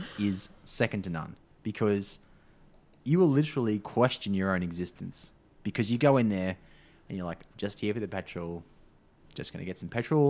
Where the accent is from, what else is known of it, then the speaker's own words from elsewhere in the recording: Australia; I'm an Aussie